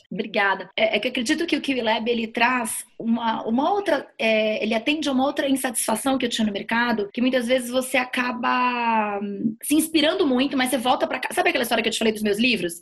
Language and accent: Portuguese; Manaus, Amazonas, Brazil; moved away as an adult; now in São Paulo, Brazil; a própria vinda de Manaus, eu sou de Manaus, a minha vinda de Manaus para São Paulo